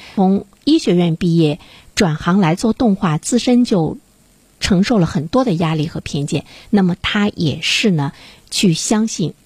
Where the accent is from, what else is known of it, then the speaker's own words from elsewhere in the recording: China; 我们中国人本身，我们有着自己的民族的情感，我们有着文化的浸润